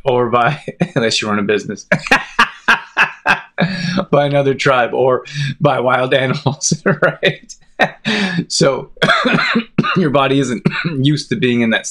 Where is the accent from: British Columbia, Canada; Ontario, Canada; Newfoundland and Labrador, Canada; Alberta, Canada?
Alberta, Canada; Calgary; also born or lived in Olds, Alberta; I grew up in Calgary, it's a big city